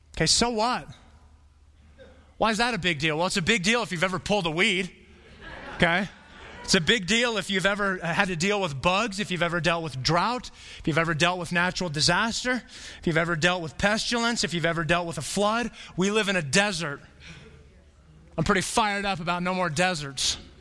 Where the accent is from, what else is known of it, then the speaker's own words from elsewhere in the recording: Flagstaff, Arizona, United States; moved away as an adult; I was born in Flagstaff